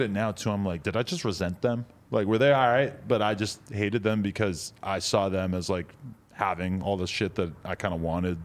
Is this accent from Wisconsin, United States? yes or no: no; New Hampshire, United States; now in Los Angeles, United States; I grew up in New Hampshire